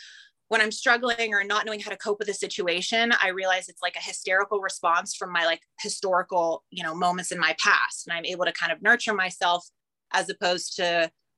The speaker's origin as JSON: {"language": "English", "region": "California", "country": "United States", "tie": "born or raised there", "also_born_or_lived": "Nashville / Ottawa", "moved": "as an adult", "said": "I grew up in California"}